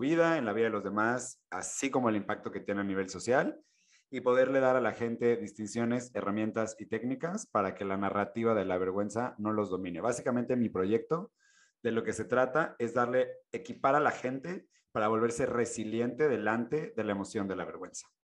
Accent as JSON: {"language": "Spanish", "country": "Mexico", "said": "soy mexicano"}